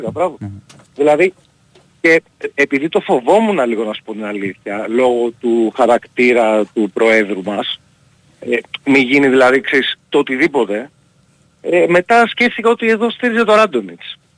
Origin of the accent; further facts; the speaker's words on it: Kalamata, Peloponnese, Greece; Ε, επειδή ε, είμαι από την Καλαμάτα κιόλα.